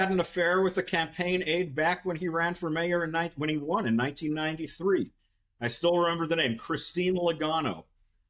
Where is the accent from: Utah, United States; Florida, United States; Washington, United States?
Washington, United States; Seattle; moved away; I'm from Seattle originally.